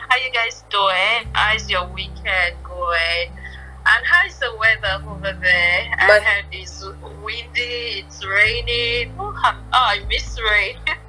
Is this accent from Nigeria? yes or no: yes; Ibadan, Oyo, Nigeria; moved away as an adult; also born or lived in Cotonou, Benin; now in Dubai, United Arab Emirates; I'm actually a girl from Ibadan itself. I'm from Ibadan. Both parents Ibadan. I had my poly ND in Polytechnic of Ibadan